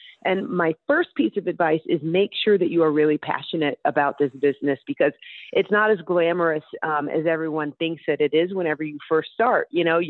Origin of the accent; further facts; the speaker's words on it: Alpharetta, Georgia, United States; Yeah, well, I went to high school outside of Atlanta in a city called Alpharetta. And before then, I had lived in a lot of cities. I was kind of like a nomad growing up because of my dad's job.